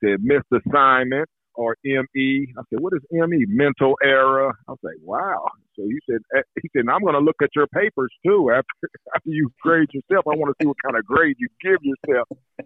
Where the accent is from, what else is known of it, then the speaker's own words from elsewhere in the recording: Indianapolis, Indiana, United States; growing up in Indianapolis, Indiana.